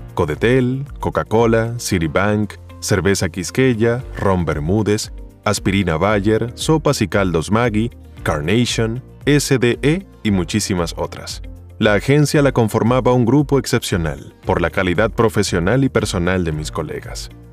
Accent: Caracas, Capital District, Venezuela; Nací el 2 de diciembre de 1952 en Caracas, Venezuela. Soy de El Paraíso

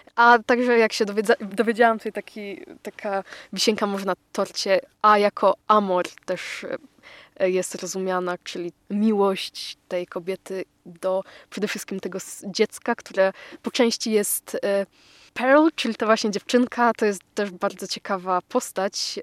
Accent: Poland; jesteśmy rodowitymi e, Polakami

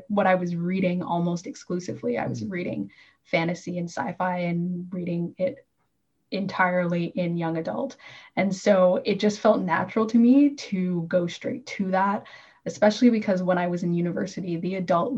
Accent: Toronto, Ontario, Canada; moved away as an adult; now in Northern Ontario, Canada; Toronto, which is my hometown

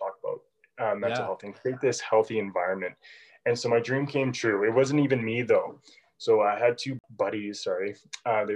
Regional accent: Calgary, Alberta, Canada; also born or lived in England; I'm from Calgary, Alberta, born and raised here.

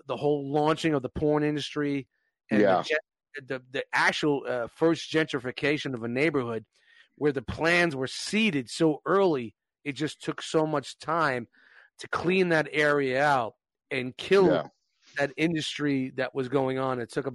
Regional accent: New York City, New York, United States; me growing up in Brooklyn

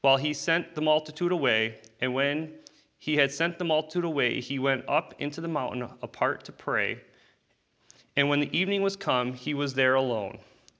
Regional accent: United States; I'm American.

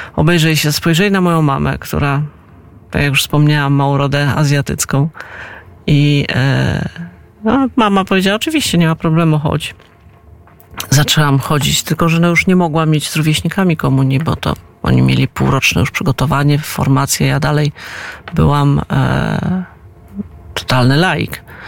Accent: Poland; also born or lived in Moscow, Russia; mimo tego, że się urodziłam w Moskwie, obywatelstwo mam polskie i czuję się Polką

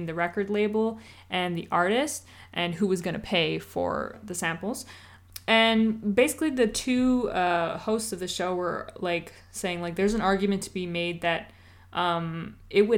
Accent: East Coast, United States; we're from the East Coast

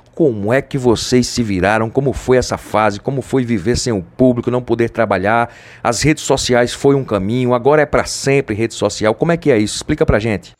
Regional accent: Pedra, Pernambuco, Brazil; Eu sou de Pedra, Pernambuco.

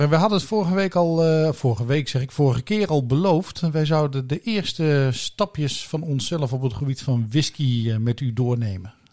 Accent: Blerik, Limburg, Netherlands; born or raised there

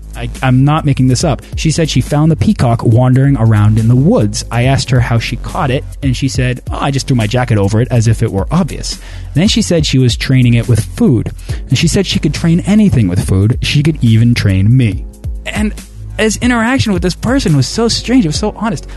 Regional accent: United States; growing up in the States

